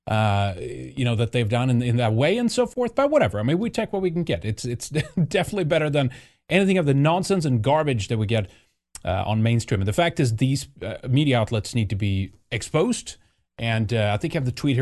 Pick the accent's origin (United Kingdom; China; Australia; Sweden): Sweden; moved away; growing up in Sweden.